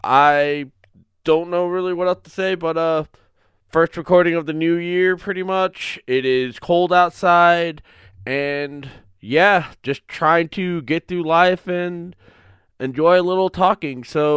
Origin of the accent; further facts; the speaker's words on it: Florida, United States; now in Northeastern United States; me being an ex Florida man, or aka Floridian, now living up in the good old Northeast.